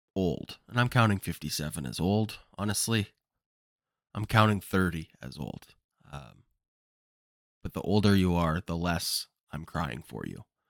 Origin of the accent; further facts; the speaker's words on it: Kamloops, British Columbia, Canada; Kamloops, which is my hometown